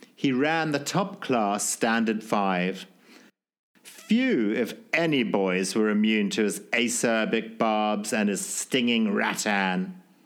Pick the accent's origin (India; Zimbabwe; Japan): Zimbabwe; born or raised there